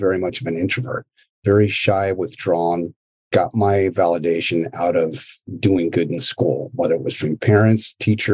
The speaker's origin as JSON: {"language": "English", "area": "Marin County", "region": "California", "country": "United States", "tie": "born or raised there", "also_born_or_lived": "Daly City, California", "said": "I was born and raised in Daly City and moved over to Marin County when I was, 5 years old, and grew up there for, I don't know, up until I was in graduated high school"}